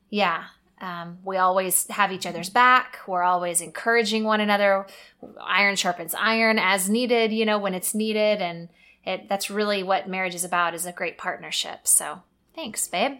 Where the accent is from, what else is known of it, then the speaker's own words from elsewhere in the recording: Missouri, United States; moved away as an adult; also born or lived in North Carolina; now in Texas, United States; we grew up in Missouri, went to college in Missouri